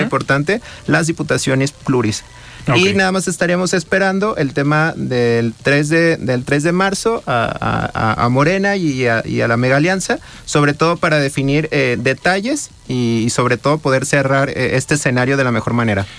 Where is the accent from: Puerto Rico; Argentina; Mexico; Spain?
Mexico; Guadalajara, Jalisco; Yo soy del barrio de Santa Tere